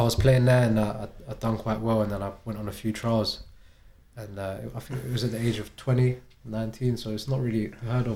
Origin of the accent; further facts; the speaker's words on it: London, United Kingdom; moved away as an adult; now in Arbroath, United Kingdom; From West London. I was born in Chelsea. Been in West London my whole life, really.